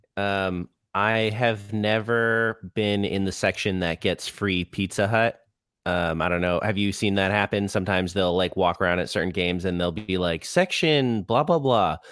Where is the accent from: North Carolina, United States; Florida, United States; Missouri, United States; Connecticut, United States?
Florida, United States; Orlando; also born or lived in Rhode Island; I was born in Rhode Island, um, but I've lived in Orlando, uh, since I was, like, five. So, yes, I'm, I'm from Orlando